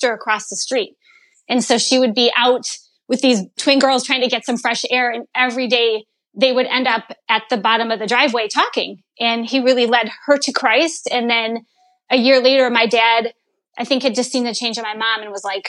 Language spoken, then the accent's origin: English; Chicago suburbs, Illinois, United States; also born or lived in Ohio / Indiana; Grew up really in the Chicago suburbs